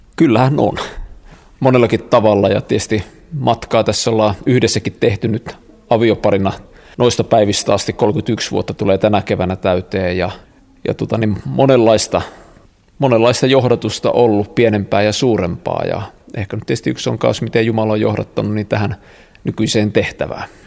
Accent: Kokkola, Central Ostrobothnia, Finland; mä oon Kokkolasta siis kotosi

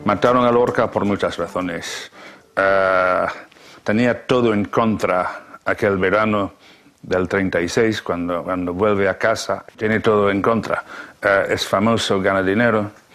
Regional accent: Chile; moved away as an adult; also born or lived in Cuba; Yo me fui de Chile para reconocer mi homosexualidad

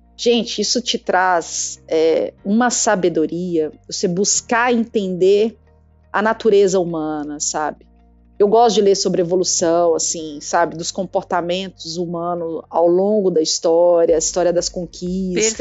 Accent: Minas Gerais, Brazil; accent: mineirês; now in Campinas, Brazil; esse sotaque meu é porque eu sou de Minas, tá, gente? Eu sou mineira e eu carrego mesmo

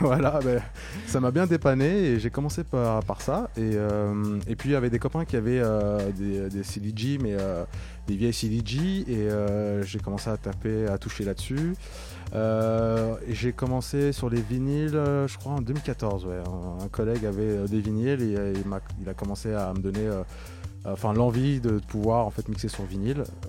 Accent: Maisons-Alfort, Île-de-France, France; je suis euh, d'origine de la banlieue sud-est de Paris, je viens du Val-de-Marne, de Maison Alfort précisément

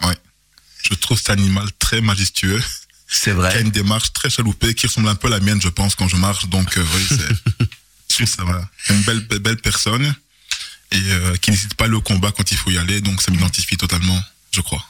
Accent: Charleroi, Wallonia, Belgium; Je suis originaire du Congo, mais je suis né en Belgique. Donc je suis vraiment euh, belge à 150%.

